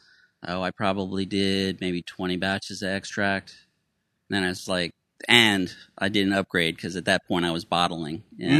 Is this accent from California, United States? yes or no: no; Tampa, Florida, United States; I'm from Tampa, Florida.